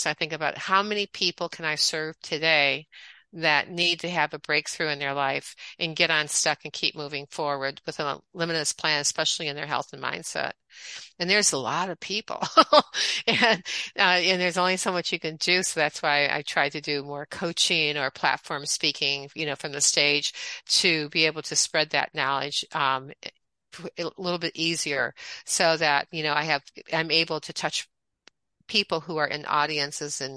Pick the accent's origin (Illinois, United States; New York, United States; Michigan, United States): Michigan, United States; moved away as an adult; also born or lived in Atlanta, Georgia / Cape Cod, Massachusetts / Miami, Florida; I am from the Midwest, originally from Michigan. I was born, raised, schooled for undergraduate